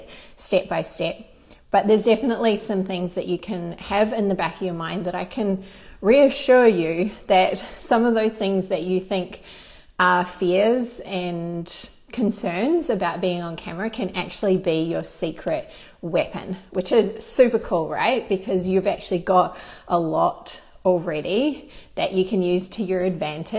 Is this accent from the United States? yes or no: no; Christchurch, Canterbury, New Zealand; moved away as an adult; now in Australia; I grew up in New Zealand in Christchurch